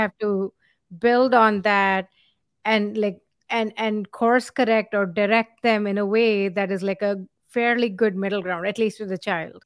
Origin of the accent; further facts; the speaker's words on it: India; moved away; we come from India